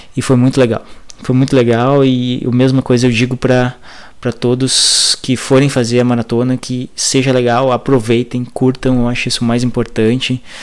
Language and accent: Portuguese; Passo Fundo, Rio Grande do Sul, Brazil; sou de Passo Fundo, Rio Grande do Sul